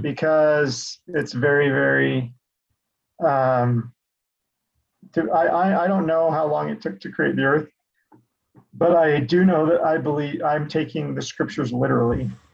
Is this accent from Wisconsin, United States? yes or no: no; Sandy, Utah, United States; also born or lived in South Jordan, Utah; was born and raised in Salt Lake City, Utah, actually, Sandy